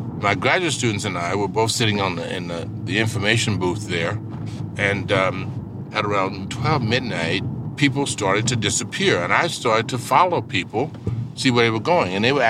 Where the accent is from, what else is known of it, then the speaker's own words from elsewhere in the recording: Mississippi, United States; now in New York City, United States; I come from Mississippi.